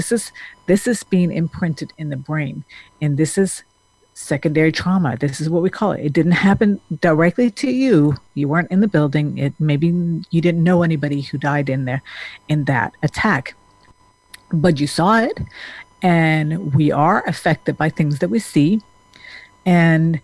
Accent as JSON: {"language": "English", "country": "Denmark", "tie": "born or raised there", "moved": "yes", "lives_now": "United States", "said": "I grew up in Denmark"}